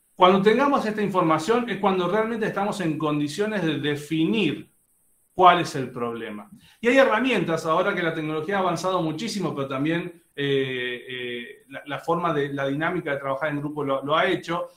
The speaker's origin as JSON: {"language": "Spanish", "country": "Argentina", "accent": "Argentine", "moved": "as an adult", "lives_now": "Monterrey, Mexico", "said": "obviamente lo notan por mi acento, soy argentino, pero siempre digo que soy mitad argentino, mitad mexicano. Hace 13 años que vivo aquí en Monterrey"}